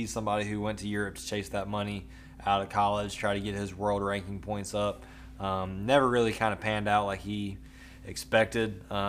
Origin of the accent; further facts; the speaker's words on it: the South, United States; We are from the South. We are from SEC country.